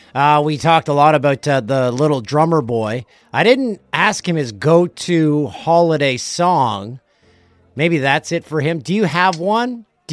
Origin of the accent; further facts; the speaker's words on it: Peterborough, Ontario, Canada; we would go to Sacred Heart Church in my hometown of Peterborough, Ontario, every Christmas Eve.